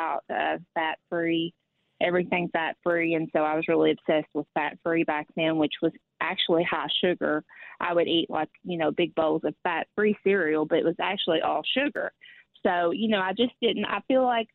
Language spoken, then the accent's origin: English; Kentucky, United States; moved away as an adult; now in Tennessee, United States; I grew up in Kentucky. I've lived half of my life in Kentucky and half in Tennessee now.